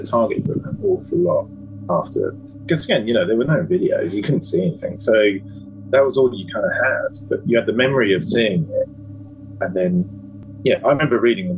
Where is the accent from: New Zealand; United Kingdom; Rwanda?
United Kingdom; Alton, South East England; Sarah Sutton's from my hometown, I read, of Alton